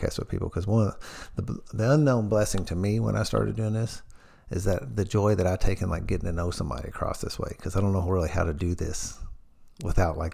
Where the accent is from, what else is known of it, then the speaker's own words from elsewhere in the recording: New Albany, Indiana, United States; I'm a Southern Indiana hillbilly. I'm from New Albany, Indiana